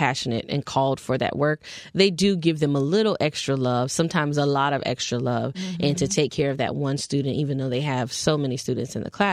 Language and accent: English; Fort Lauderdale, Florida, United States; also born or lived in Tallahassee, Florida; I'm originally from Fort Lauderdale, Florida, born and raised.